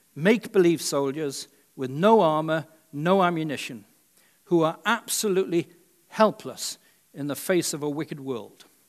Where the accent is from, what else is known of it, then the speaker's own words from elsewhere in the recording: Wales, United Kingdom; now in United States; When I was growing up in Wales